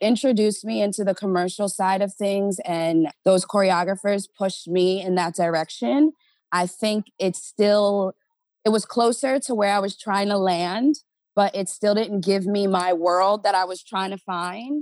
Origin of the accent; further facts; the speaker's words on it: New York area, New Jersey, United States; moved away as an adult; now in Los Angeles, United States; I grew up in Jersey, New York area